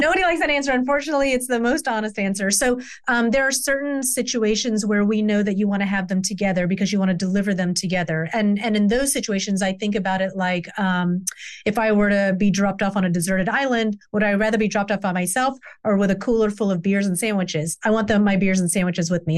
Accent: the South, United States; I grew up in the South.

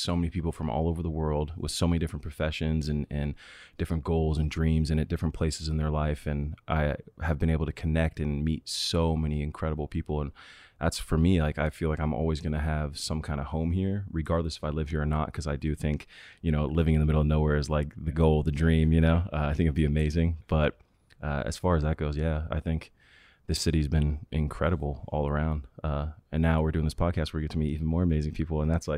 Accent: Sacramento, California, United States; also born or lived in Florida; I grew up in California for the most part. And, you know, my family lived in Florida for a little bit.

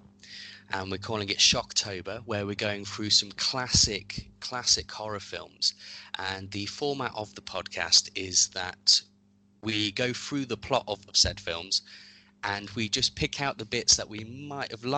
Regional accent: Derby, East Midlands, United Kingdom; also born or lived in Enfield, North London; I'm from North London originally. Mm. But I've lived in Derby since I was very young. So I basically consider myself to be from Derby because I was basically raised here.

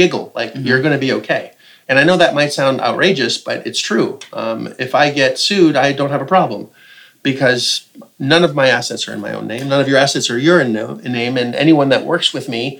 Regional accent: Canada; as a Canadian

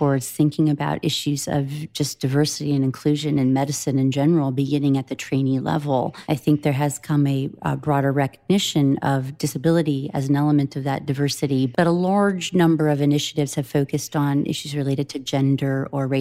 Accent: the Midwest, Iowa, United States; When I was a young person growing up in the Midwest

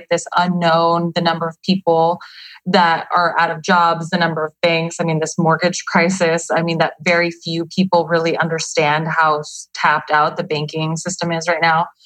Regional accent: Nogales, Arizona, United States; now in Phoenix, United States; Nogales, Arizona.

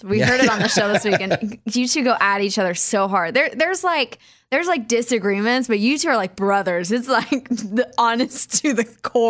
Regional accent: Kansas, United States; Yeah, I was back in Kansas at Kansas City, so not my hometown.

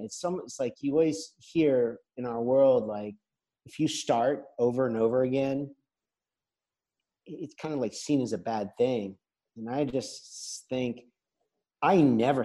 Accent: United States; moved away as an adult; now in La Seu d'Urgell, Spain; as an American visitor

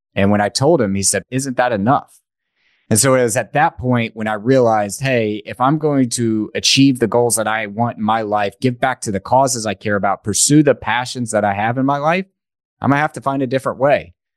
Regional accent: East Tennessee, United States; I grew up in East Tennessee

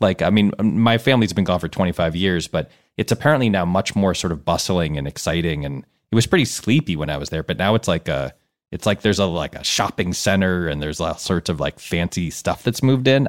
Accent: Connecticut, United States; also born or lived in Ann Arbor, Michigan; I grew up my whole life on the East Coast

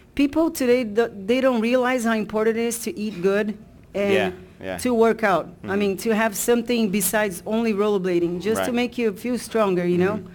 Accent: Brazil; moved away; I grew up in Brazil with a lot of guys

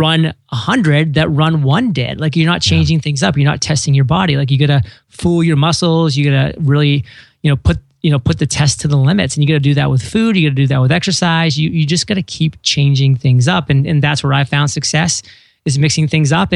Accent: Maine, United States; moved away as an adult; I grew up in Maine for the first 18 years of my life

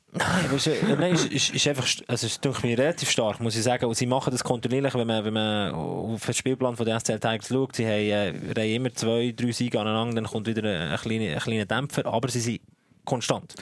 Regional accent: Worb, Bern, Switzerland; Ich komme ja aus Worp. Das liegt an der Grenze zum Emmental.

